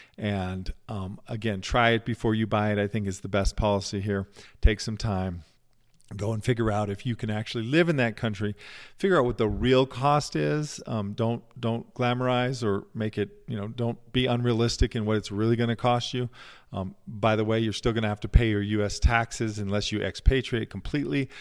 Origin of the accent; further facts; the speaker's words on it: United States; also born or lived in Lisbon, Portugal; as an American and as someone who's grown up here